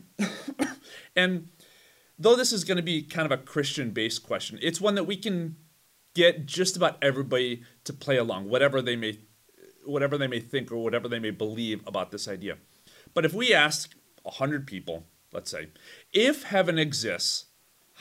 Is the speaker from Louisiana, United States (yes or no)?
no; Chicago, Illinois, United States; I'm from Chicago.